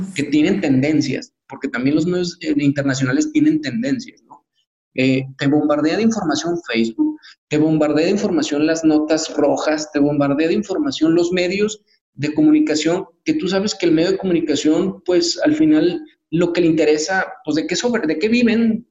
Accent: Mexico; qué es lo que necesitamos como mexicanos

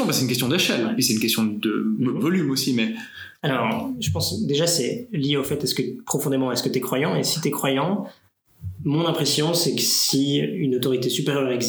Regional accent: Romandy, Switzerland; born there; Et mon père vient de Fribourg, et nous, on est tous nés en Suisse romande, mhm. etc. Mais donc, ils sont venus à Neuchâtel en partie pour ça.

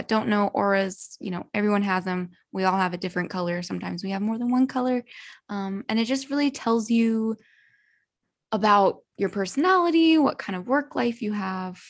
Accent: California, United States; I'm from California

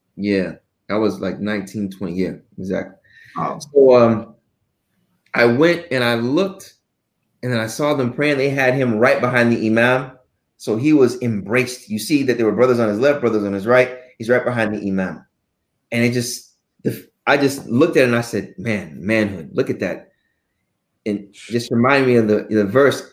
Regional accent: Houston, Texas, United States; also born or lived in Arlington, Texas; I was born in Arlington, but only stayed in Arlington for about a year, and then raised in Houston my whole

